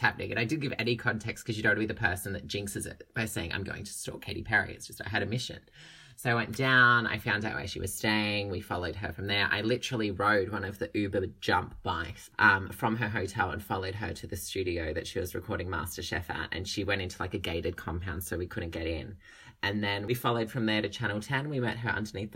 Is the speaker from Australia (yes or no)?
yes; Australia; I'm from Australia.